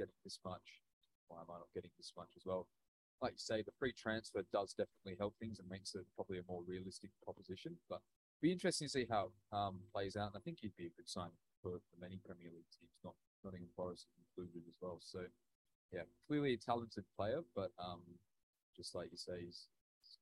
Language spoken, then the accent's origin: English; Australia; I'm from Australia